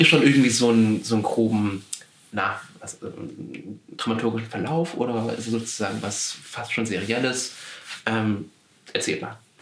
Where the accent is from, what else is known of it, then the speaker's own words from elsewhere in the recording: Swabia, Baden-Württemberg, Germany; ich komme aus, aus, aus dem Südwesten, Schwabenland